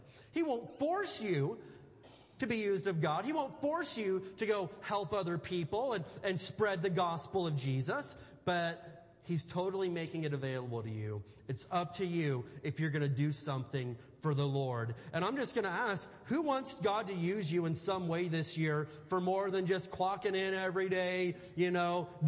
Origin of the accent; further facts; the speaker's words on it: Indiana, United States; I grew up in Indiana, and I grew up just surrounded by cornfields